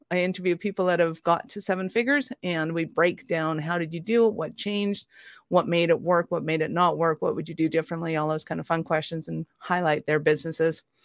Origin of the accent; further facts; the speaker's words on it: Ireland; I'm an Irish redhead